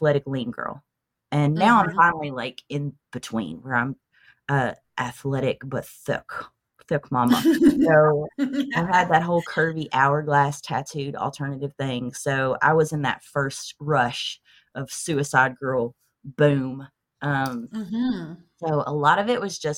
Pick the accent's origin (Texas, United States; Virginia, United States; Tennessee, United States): Tennessee, United States; I was born and bred in Tennessee.